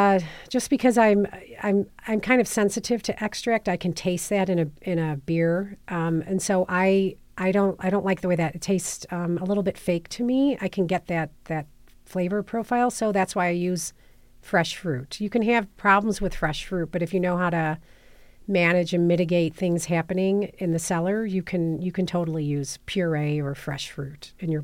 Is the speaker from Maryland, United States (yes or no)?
no; San Diego, California, United States; moved away as an adult; So I came up here from San Diego in like 2004